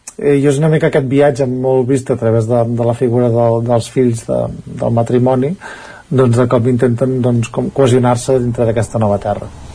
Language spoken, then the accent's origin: Catalan; Ripollès, Catalonia, Spain; els que som del Ripollès